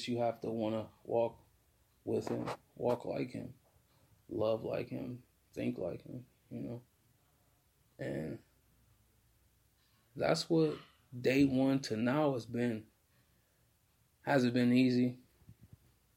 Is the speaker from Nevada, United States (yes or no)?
no; Akron, Ohio, United States; I'm from Akron, Ohio